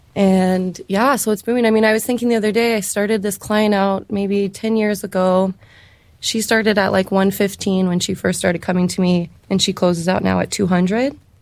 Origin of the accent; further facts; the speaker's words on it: California, United States; moved away as an adult; also born or lived in San Francisco; now in Boise, United States; I'm actually from California, and I moved out to Idaho for hair school